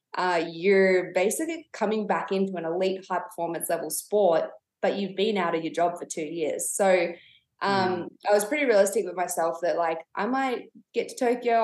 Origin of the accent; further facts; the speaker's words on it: Canberra, Australian Capital Territory, Australia; also born or lived in Temecula, Southern California; grew up in Canberra, family home burnt down